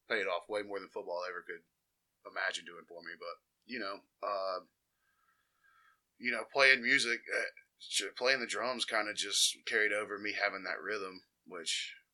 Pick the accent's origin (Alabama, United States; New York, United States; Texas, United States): Alabama, United States; Jasper; I grew up on the outskirts of Jasper, in between Jasper and Cordova. Um, Cordova Cutoff Road, man. I'm out here repping uh, the midsection out there, right by Enterprise.